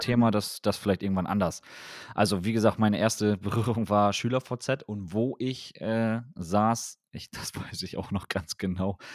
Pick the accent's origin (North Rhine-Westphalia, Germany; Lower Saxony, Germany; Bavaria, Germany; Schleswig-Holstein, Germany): Lower Saxony, Germany; Wilhelmshaven; ich komme ja aus Wilhelmshaven